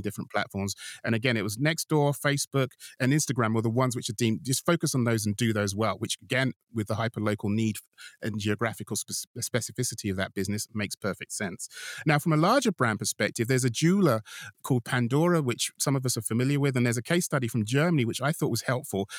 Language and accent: English; United Kingdom; I'm a Brit